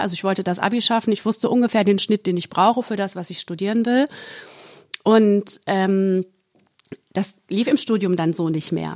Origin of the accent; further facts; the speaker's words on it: Gütersloh, North Rhine-Westphalia, Germany; now in Berlin, Germany; Und dann meinte ich ja aus Gütersloh